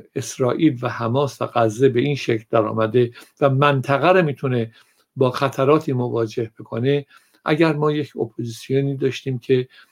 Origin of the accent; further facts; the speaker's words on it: Iran; من ایرانیم